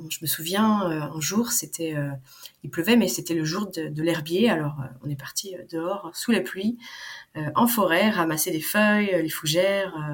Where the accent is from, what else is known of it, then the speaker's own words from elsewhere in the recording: Hauts-de-France, France; en fait, je suis originaire du Nord. Alors, je sais pas si tu connais, entre Saint-Omer, entre Lille et Calais.